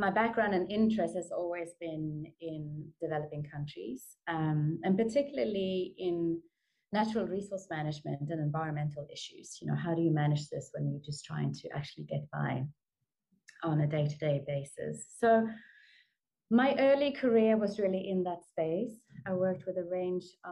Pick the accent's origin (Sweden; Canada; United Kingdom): Sweden; moved away as an adult; also born or lived in New Zealand; now in South Africa; I'm born and bred in Sweden